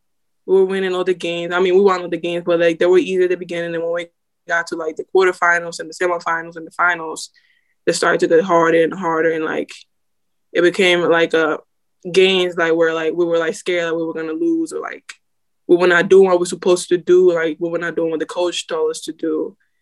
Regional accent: Dominican Republic; moved away; Like I came from Dominican Republic, and I found out the school that I was at, it was closing now.

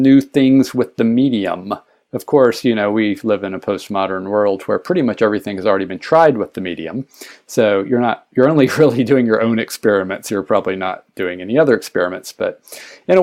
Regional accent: Alabama, United States; moved away as an adult; now in San Francisco, United States; I grew up in Alabama

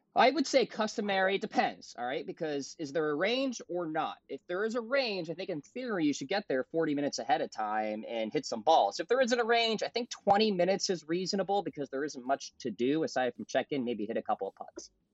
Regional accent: Nashua, New Hampshire, United States; I'm from Nashua, New Hampshire. Grew up at that country club

